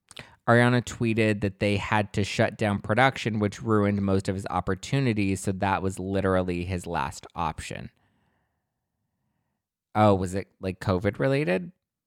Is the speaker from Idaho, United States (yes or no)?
no; New Jersey, United States; I'm just an Irish-Italian girl from North Jersey.